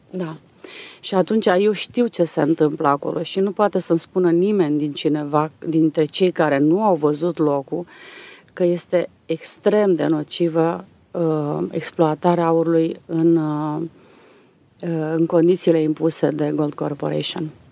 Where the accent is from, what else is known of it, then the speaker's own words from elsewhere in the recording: Transylvania, Romania; now in Dobruja, Romania; am venit noi din Ardeal